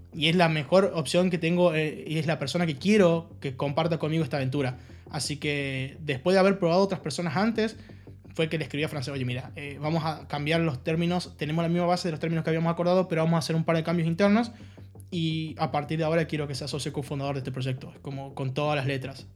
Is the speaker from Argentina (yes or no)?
yes; Argentina; moved away as an adult; also born or lived in Halle, Germany; now in Germany; yo soy argentino, Sí. Por si no se nota en, mi, tonada, en mi acento, eh, o las palabras que uso